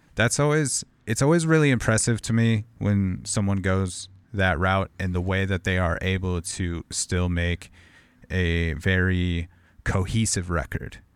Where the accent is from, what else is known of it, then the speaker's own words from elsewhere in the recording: Southern California, United States; moved away as an adult; now in Portland, United States; I grew up in Southern California